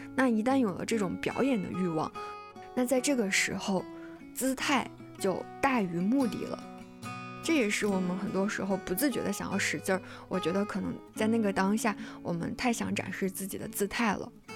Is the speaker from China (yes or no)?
yes; China; 我们中国人